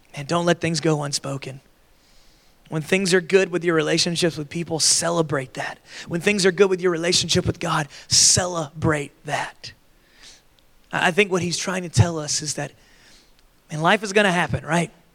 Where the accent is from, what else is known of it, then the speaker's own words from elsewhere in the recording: Florida, United States; I grew up in Florida where we had like a, a Florida resident discount.